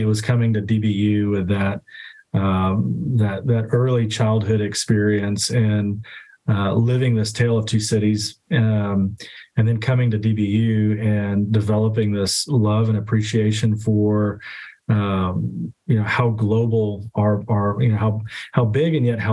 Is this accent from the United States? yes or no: yes; Dallas, Texas, United States; I grew up in Oak Cliff. I'm an Oak Cliff boy.